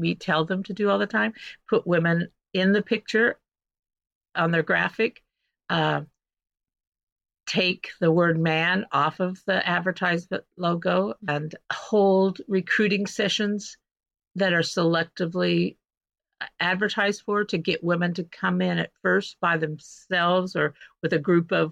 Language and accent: English; St. John, Kansas, United States; moved away as an adult; now in Seattle, United States; 350 miles from you, right in the middle of Kansas. Tiny little town called St. John. I'm a fifth generation farm owner